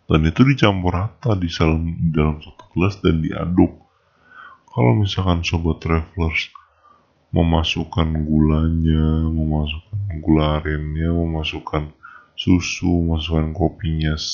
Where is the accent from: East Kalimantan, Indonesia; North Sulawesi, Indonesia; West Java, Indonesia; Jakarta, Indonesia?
West Java, Indonesia; Depok; karena aku juga berasal dari Depok